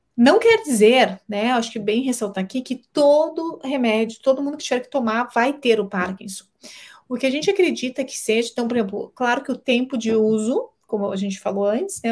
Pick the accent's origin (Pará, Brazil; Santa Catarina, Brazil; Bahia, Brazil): Santa Catarina, Brazil; Balneário Camboriú; Eu sou de Balneário Camboriú